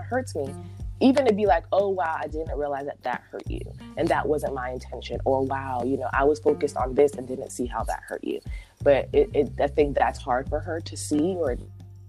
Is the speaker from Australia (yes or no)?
no; United States; a born American